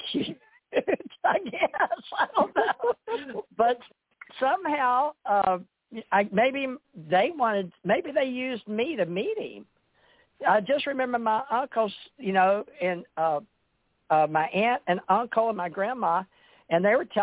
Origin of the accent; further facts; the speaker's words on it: Monroe, Louisiana, United States; moved away; also born or lived in Hawaii; I was born in Monroe, Louisiana, and I was a little girl on television